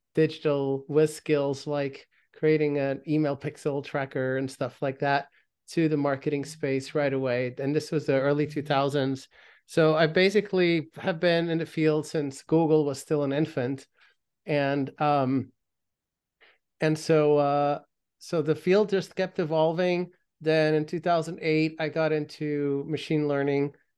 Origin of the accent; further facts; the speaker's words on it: Belgium; I grew up in Belgium